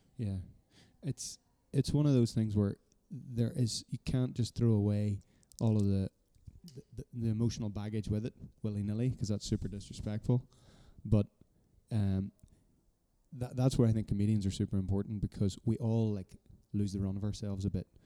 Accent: Ireland; being Irish, we knew, we're just this little rock on the edge of the Atlantic

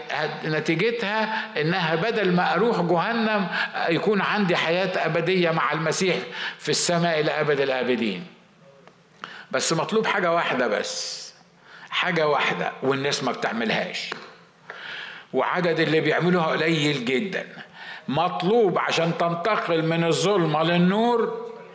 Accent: Egypt; احنا بنقول بالمصري

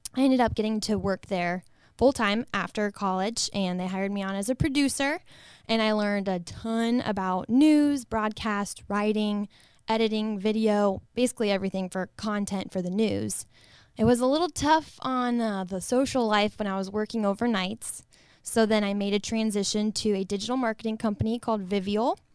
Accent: Northwest Ohio, United States; born and raised in Northwest Ohio, small town America

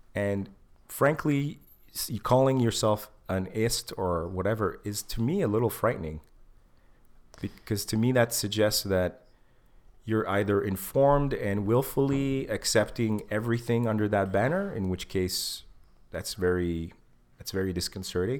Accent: Egypt; moved away; I'm not black, but I'm from Africa

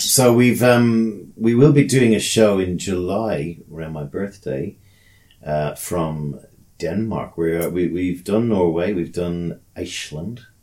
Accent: Ireland; as Irish people

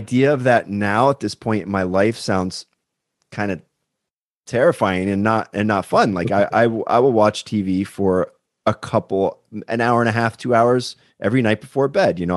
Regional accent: Pennsylvania, United States; just in from my home state, Pennsylvania

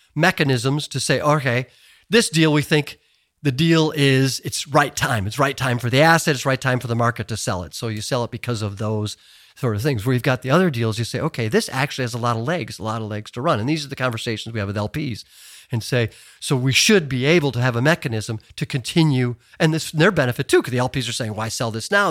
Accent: Chicago, Illinois, United States; moved away as an adult; I was just a Chicago boy

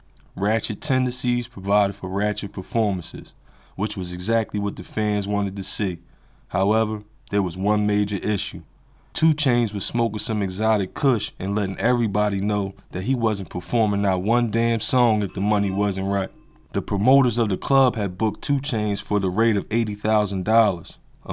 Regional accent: Atlanta, Georgia, United States; which was about 5.5 hours away from my hometown of Atlanta, Georgia.

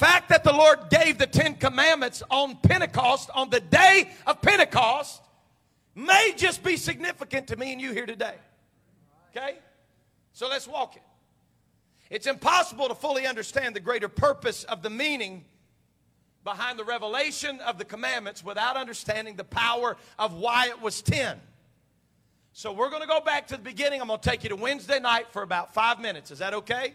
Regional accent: United States; me as an American.

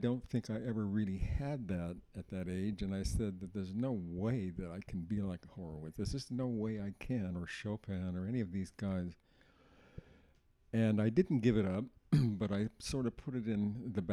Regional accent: Oakland, California, United States; I was born in Oakland, California, September the 3rd, 1934

